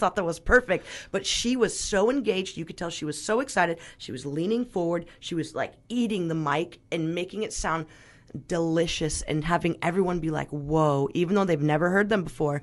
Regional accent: Glen Ellen, California, United States; also born or lived in Mexico; So, I grew up in Glen Ellen, which is, and I went to Dunbar, which is a very artsy kinda little town.

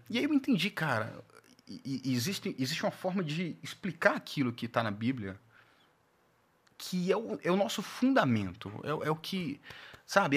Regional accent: Belo Horizonte, Minas Gerais, Brazil; moved away as an adult; also born or lived in Aracaju, Sergipe / Natal / Porto Velho / Pirassununga; Em 94, minha família se muda para Belo Horizonte

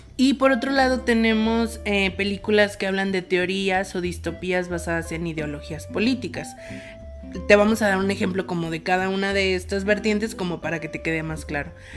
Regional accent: Mexico; nosotros como mexicanos

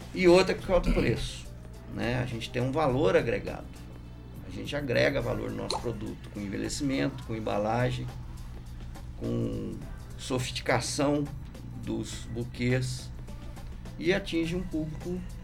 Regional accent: Lambari, Minas Gerais, Brazil; moved away as an adult; also born or lived in Rio de Janeiro; eu saí do Lambari e, e eu saí daqui querendo voltar

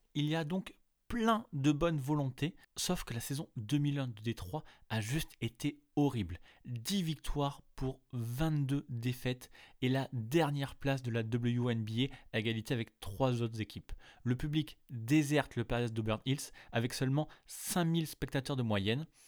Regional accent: France; chez nous en France

